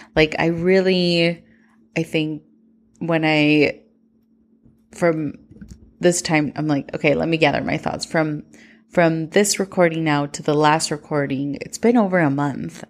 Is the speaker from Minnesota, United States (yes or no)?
yes; Minnesota, United States; growing up in Minnesota